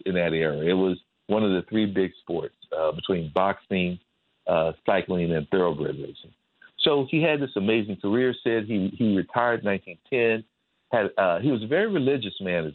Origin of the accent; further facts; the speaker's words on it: Midwest, United States; accent: Midwest; my Midwest accent